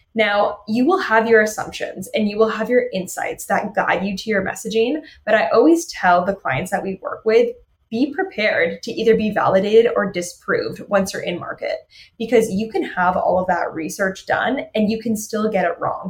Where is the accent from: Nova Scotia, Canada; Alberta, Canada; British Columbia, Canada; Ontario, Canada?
Ontario, Canada; Toronto; I'm from Toronto